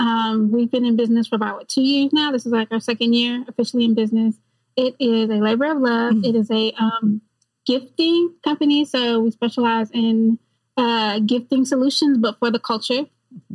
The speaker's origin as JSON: {"language": "English", "country": "U.S. Virgin Islands", "also_born_or_lived": "Savannah, Georgia", "moved": "yes", "lives_now": "Northwest Arkansas, United States", "said": "the other half of the Jazzy J duo. I'm originally from the Virgin Islands. I came here by way of Savannah, Georgia."}